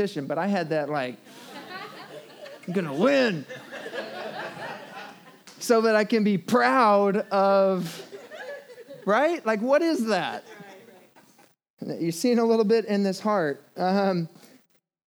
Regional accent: the Bible Belt, United States; I grew up in the Bible Belt

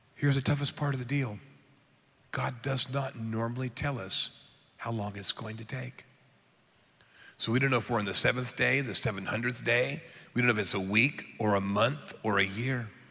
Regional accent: United States; I'm an American

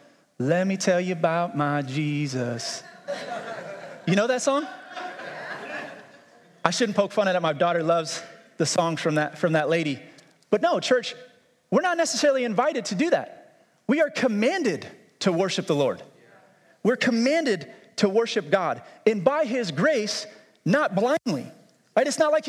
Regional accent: United States

